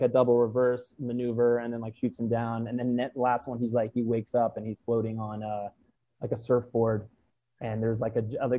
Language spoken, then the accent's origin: English; New York City, New York, United States; I grew up in Manhattan